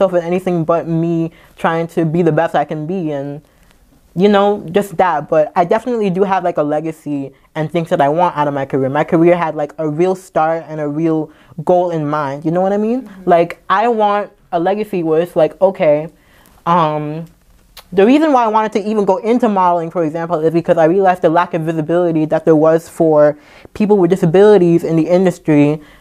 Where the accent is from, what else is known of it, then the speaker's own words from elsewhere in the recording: New York City, New York, United States; also born or lived in St. John's, Antigua and Barbuda; I'm from the Bronx, but via Antigua in the Caribbean